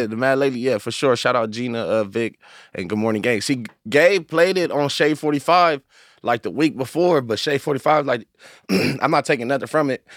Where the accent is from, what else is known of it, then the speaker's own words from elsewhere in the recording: Inglewood, California, United States; I grew up out here, like, I'm originally from L A, Inglewood, like, I'm from Inglewood, strictly